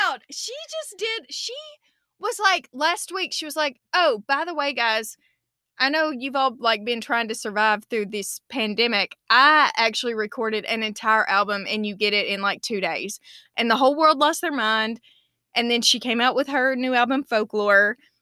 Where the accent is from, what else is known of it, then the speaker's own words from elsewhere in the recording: the South, United States; 'Cause I'm the Southerner